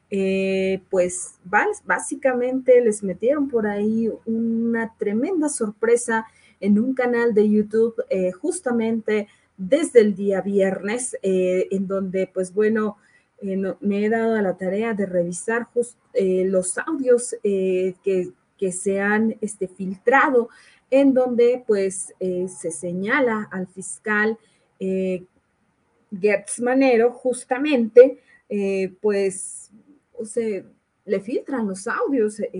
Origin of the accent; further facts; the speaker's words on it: Querétaro, Mexico; o bien porque somos queretanos